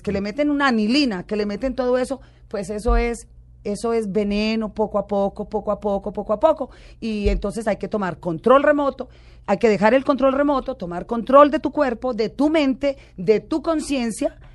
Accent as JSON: {"language": "Spanish", "country": "Colombia", "said": "yo soy colombiana"}